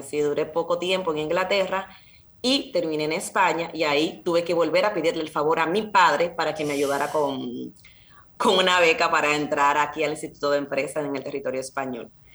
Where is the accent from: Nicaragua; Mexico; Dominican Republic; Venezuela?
Dominican Republic; Santo Domingo, Distrito Nacional; now in Spain; yo soy dominicana, eh, nací en la República Dominicana, en Santo Domingo, y mis padres también